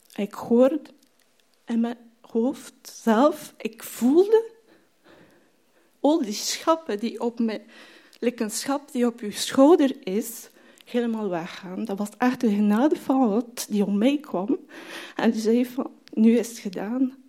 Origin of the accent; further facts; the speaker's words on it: France; Dutch is a second language; moved away as an adult; also born or lived in Marseille, France; now in Belgium; ik van Frankrijk kom, dus ik ben daar geboren mijn studies daar ook gedaan